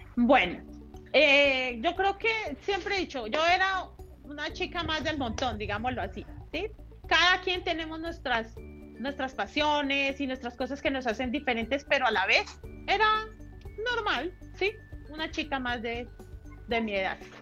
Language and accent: Spanish; Puente Nacional, Santander, Colombia; mi historia empieza eh, hace algunos años por allí en Puente Nacional Santander